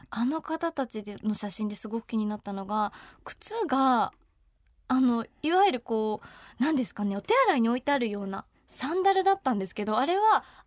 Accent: Tokyo, Japan; 東京出身

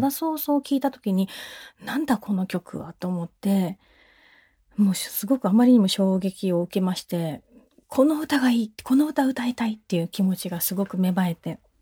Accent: Ishigaki, Okinawa, Japan; 私のふるさと石垣島

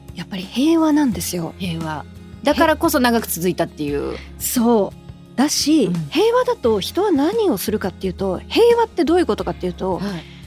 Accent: Tokyo, Japan; 東京出身

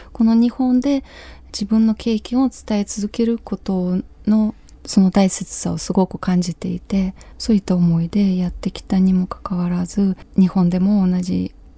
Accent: Kyiv Oblast, Ukraine; Japanese is a second language; moved away as an adult; now in Japan; 私のふるさとウクライナ

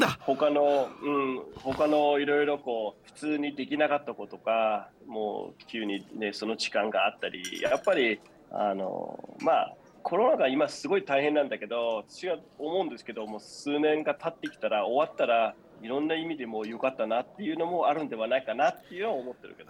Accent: Denmark; now in Japan; 子供の時、えー、デンマークで育ってきて

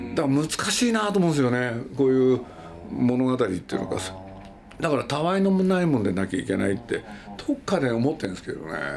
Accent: Nagoya, Aichi, Japan; moved away; also born or lived in Tokyo; 僕はまあ名古屋なんですけれど

